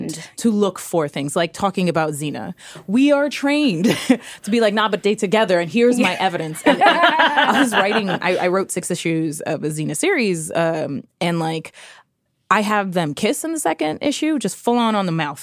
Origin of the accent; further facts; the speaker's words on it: New York City, New York, United States; I grew up in New York City. I grew up in the Lower East Side.